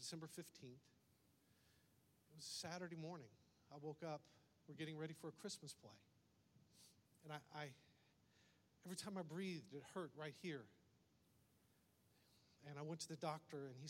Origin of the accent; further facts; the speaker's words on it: United States; accent: redneck; also born or lived in Brazil; my first language is redneck, and then I learned to speak English somewhere along the way.